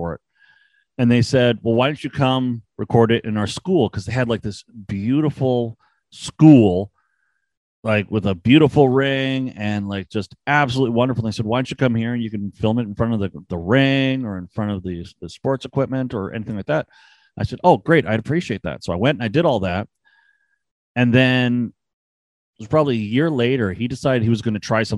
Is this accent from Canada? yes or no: yes; Canada; I'm Canadian